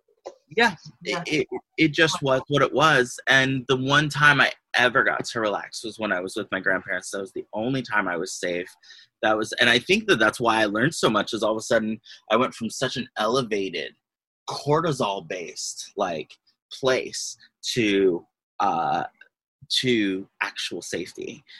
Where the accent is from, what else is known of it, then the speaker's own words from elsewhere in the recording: Astoria, United States; So that's what it was like growing up in Astoria. It was both beautiful and wonderful and absolutely fucking terrifying.